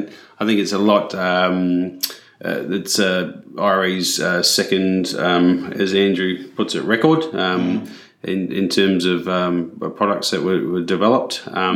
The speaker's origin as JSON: {"language": "English", "country": "New Zealand", "said": "I can say that because I am a Kiwi and I've worked across both countries."}